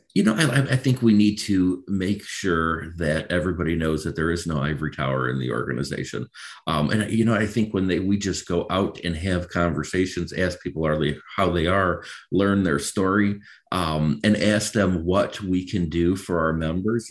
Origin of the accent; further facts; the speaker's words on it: Macomb County, Michigan, United States; moved away as an adult; also born or lived in Dover, Delaware; born and raised in Michigan, really spent most of my life here. Grew up in Macomb County, uh, graduated from Utica High School in 2001.